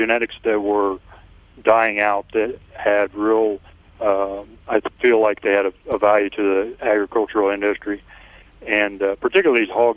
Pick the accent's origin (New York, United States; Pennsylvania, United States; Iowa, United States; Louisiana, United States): Iowa, United States; we moved to Iowa here, my dad's family, in 1856, and we've been in the county ever since.